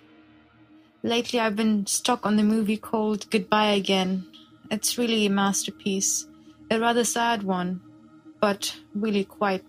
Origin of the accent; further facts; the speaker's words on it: Lebanon; moved away as an adult; now in Lille, France; I'm originally from Lebanon, but I live in France. I live in the north of France, in Lille, and I'm here for my studies